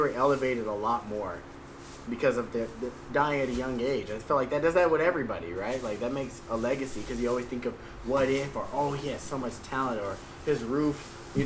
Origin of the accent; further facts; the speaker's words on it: Texas, United States; I'm from Texas